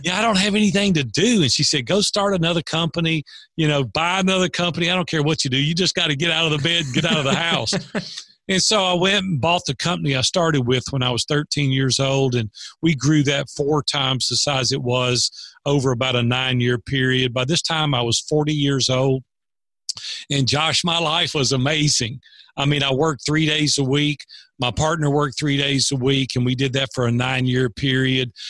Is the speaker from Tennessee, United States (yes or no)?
yes; Nashville, Tennessee, United States; I grew up in Nashville, Tennessee. I've been here almost 60 years now.